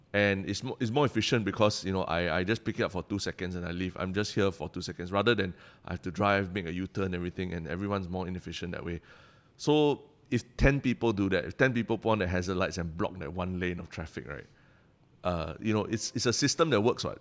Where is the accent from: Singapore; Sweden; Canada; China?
Singapore